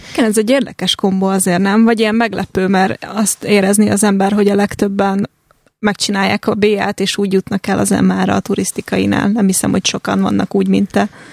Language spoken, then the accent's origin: Hungarian; Százhalombatta, Pest, Hungary; moved away as an adult; also born or lived in Budapest; Szászhalombattai vagyok, és ott is nőttem föl